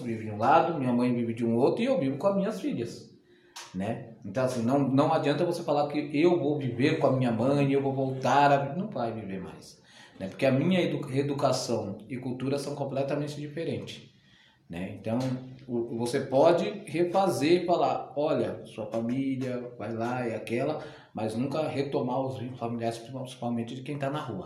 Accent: São Paulo, Brazil; Eu sou nascido em São Paulo, né, paulistano

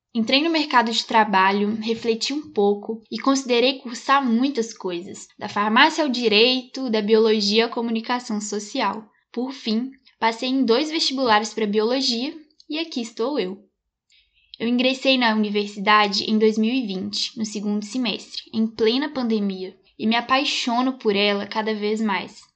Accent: Belo Horizonte metropolitan area, Minas Gerais, Brazil; nasci aqui em Minas Gerais, na região metropolitana de Belo Horizonte

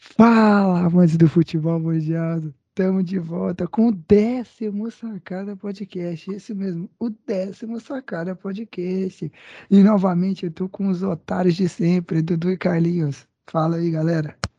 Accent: Goiânia, Goiás, Brazil; Pra gente que é aqui de Goiânia, de Goiás

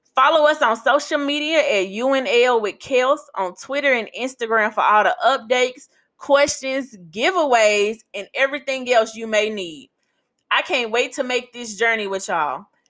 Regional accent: Memphis, Tennessee, United States; now in New Orleans, United States; I am a born and raised Memphian

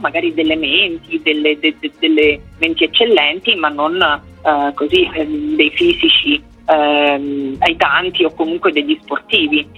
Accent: Rome, Lazio, Italy; Sono di Roma

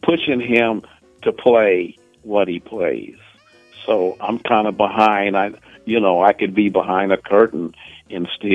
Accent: Evanston, Illinois, United States; moved away as an adult; also born or lived in Chicago; now in New York, United States; I was born in Evanston, Illinois.

